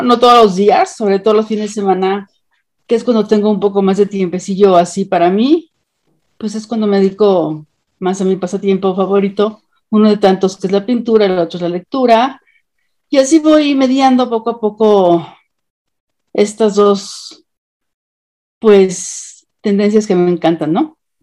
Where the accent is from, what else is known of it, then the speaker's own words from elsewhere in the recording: Mexico; Soy mexicana.